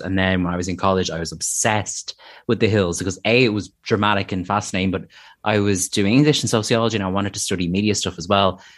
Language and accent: English; Ireland; as an Irish person